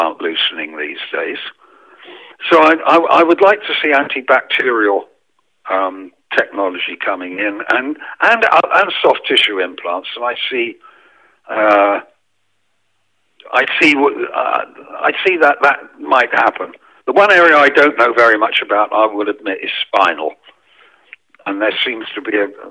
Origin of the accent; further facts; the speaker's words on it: England, United Kingdom; now in France; because I'm English